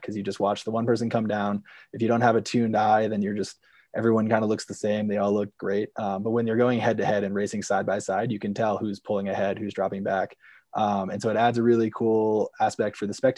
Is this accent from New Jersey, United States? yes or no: no; Vermont, United States; I'm originally from Vermont, born and raised there, grew up skiing at Green Mountain